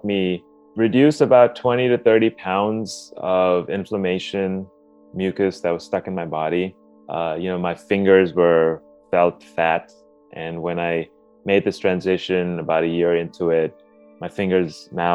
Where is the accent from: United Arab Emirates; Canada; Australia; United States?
United Arab Emirates; Dubai; I grew up in Dubai, and we essentially had an Indian food diet